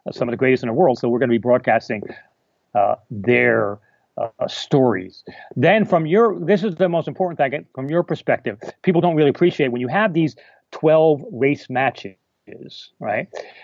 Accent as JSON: {"language": "English", "country": "United States", "tie": "born or raised there", "moved": "yes", "lives_now": "England, United Kingdom", "said": "I'm American. No. I'm American by birth. I'm married to a Canadian, and I live in England"}